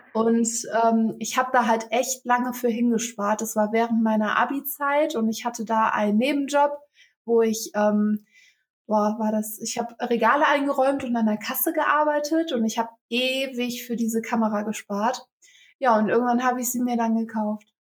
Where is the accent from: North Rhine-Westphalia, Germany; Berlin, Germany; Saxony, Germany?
North Rhine-Westphalia, Germany; Velbert; ich bin 26 Jahre alt und ich komme aus Felbert. Ähm, das liegt im Kreis Mettmann